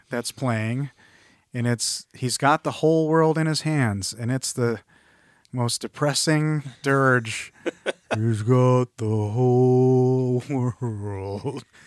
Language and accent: English; Midwest, United States; I'm a Midwesterner who says Conan